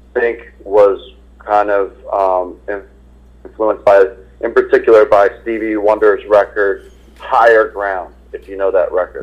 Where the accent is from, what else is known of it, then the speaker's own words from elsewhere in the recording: Philadelphia, Pennsylvania, United States; moved away as an adult; also born or lived in Boston; I was born and raised in Philadelphia